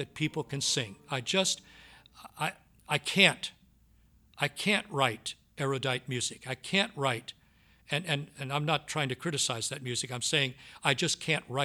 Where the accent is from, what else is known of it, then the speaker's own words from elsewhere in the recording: Southwest Louisiana, United States; I grew up in Southwest Louisiana, and the music that I grew up on was the Cajun style music